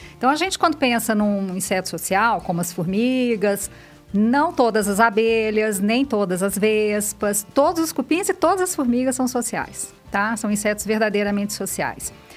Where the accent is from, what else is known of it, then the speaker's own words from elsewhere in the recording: Minas Gerais, Brazil; moved away as an adult; also born or lived in Rio Claro; now in São Paulo, Brazil; sou de Minas. É, vim para São Paulo fazer mestrado e doutorado